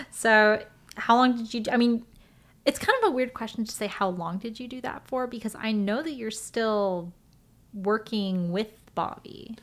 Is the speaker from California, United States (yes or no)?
yes; Los Angeles, California, United States; I grew up here in L